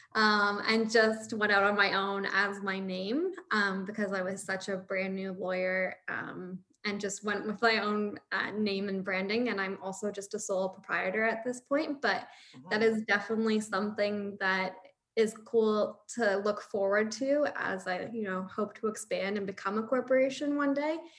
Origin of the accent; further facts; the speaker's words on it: St. Catharines, Ontario, Canada; also born or lived in Windsor; I'm from Niagara, like I'm from St. Catharines.